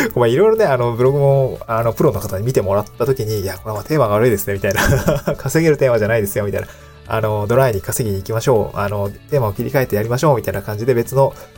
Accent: Niigata, Japan; moved away as an adult; also born or lived in Aomori / Tokyo; now in Awaji Island, Japan; 僕はもともと新潟出身で

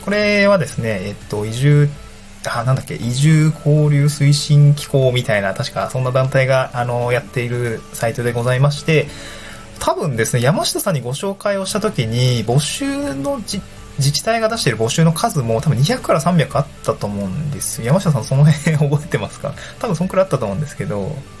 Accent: Niigata, Japan; moved away; also born or lived in Tokyo / Awaji Island; 私も新潟出身で

